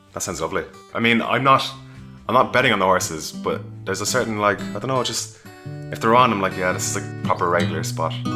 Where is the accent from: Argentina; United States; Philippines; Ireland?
Ireland; Cork, Munster; moved away as an adult; now in London, United Kingdom; I grew up in Cork in Ireland